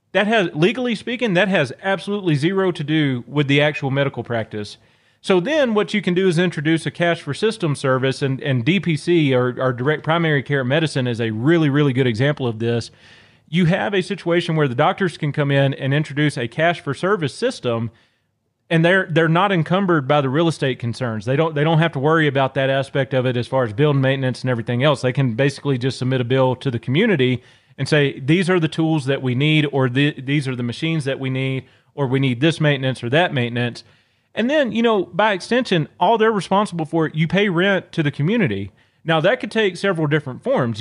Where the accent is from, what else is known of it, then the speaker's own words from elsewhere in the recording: Northeast Louisiana, United States; moved away; I'm originally from Louisiana. I grew up in a very, very small town in Northeast Louisiana.